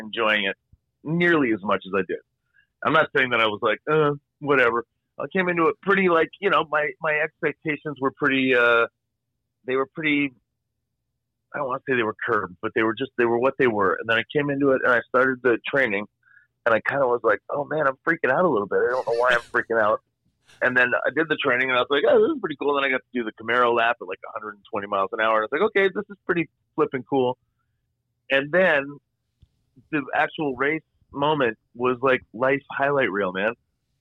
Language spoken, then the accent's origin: English; Toronto, Ontario, Canada; I am Canadian. I was born in Toronto, Ontario.